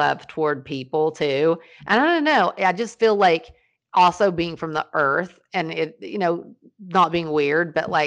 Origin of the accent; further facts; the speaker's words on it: Ashland, Kentucky, United States; I was born in Ashland, Kentucky